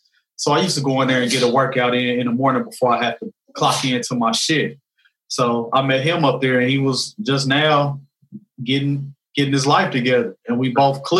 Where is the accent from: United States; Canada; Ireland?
United States; Kansas City, Missouri; But you know, as far as my growing up, I grew up in the Northeast area.